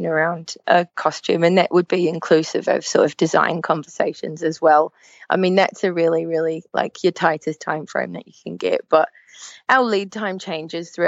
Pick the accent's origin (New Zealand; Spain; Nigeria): New Zealand; moved away as an adult; now in Manchester, United Kingdom; my home country of New Zealand, but I've been making mascots in the UK now for 8 years.